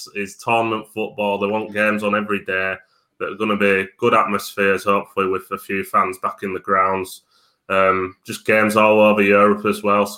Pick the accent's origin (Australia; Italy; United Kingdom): United Kingdom; Bradford, Yorkshire and the Humber; accent: broad Yorkshire; That's where I'm from. I'm from Bradford, so the broad accent. I'm a Yorkshireman.